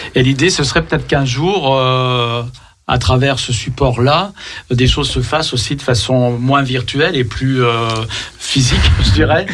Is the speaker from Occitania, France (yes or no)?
no; Lyon, Auvergne-Rhône-Alpes, France; Nous sommes lyonnais